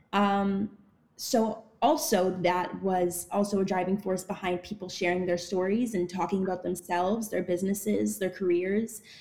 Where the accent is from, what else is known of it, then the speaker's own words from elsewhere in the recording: Ottawa, Ontario, Canada; now in Toronto, Canada; I was born in Toronto, grew up in Ottawa, and now I live in Toronto again